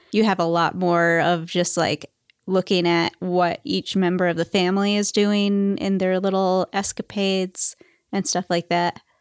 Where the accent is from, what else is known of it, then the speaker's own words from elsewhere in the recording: Michigan, United States; I come from Michigan. That's where they make the cars.